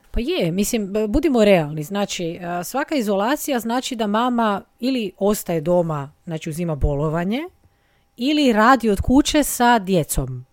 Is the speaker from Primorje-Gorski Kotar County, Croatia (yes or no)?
yes; Rijeka, Primorje-Gorski Kotar County, Croatia; also born or lived in Padua; iz Rijeke sam